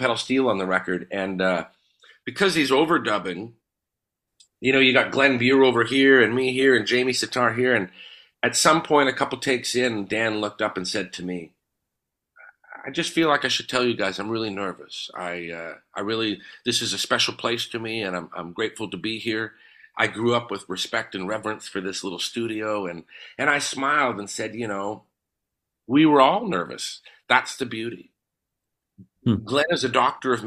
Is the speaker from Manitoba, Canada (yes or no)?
yes; Winnipeg, Manitoba, Canada; Growing up in Charleswood